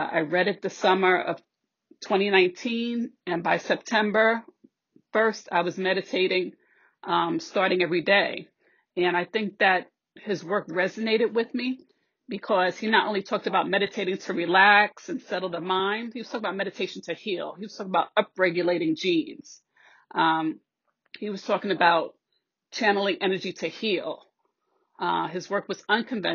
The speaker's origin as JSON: {"language": "English", "town": "New York City", "region": "New York", "country": "United States", "moved": "yes", "lives_now": "Westchester County, United States", "said": "I'm originally from the Bronx, currently living in Westchester"}